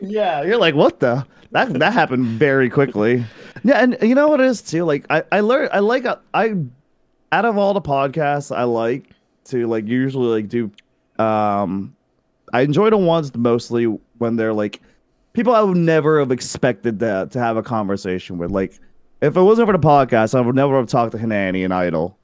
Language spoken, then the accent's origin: English; Philippines; I grew up in the Philippines